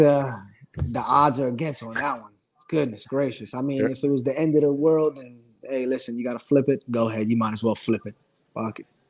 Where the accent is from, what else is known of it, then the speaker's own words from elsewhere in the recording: South Florida, United States; also born or lived in New York; South Florida is my, my home. You know, I was born in New York, but I lived in Florida my whole life